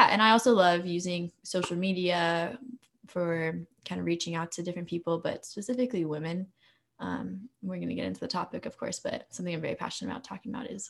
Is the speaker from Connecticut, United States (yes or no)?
no; Denver, Colorado, United States; moved away as an adult; also born or lived in Atchison, Kansas; So I'm originally from Denver, Colorado, grew up Catholic, have gone to Catholic school my whole life.